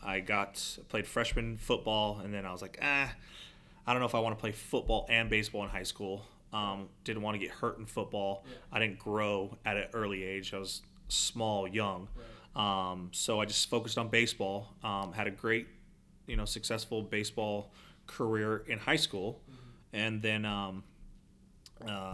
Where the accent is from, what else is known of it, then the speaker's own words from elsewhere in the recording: San Diego, California, United States; moved away as an adult; now in Arizona, United States; I'm originally from San Diego.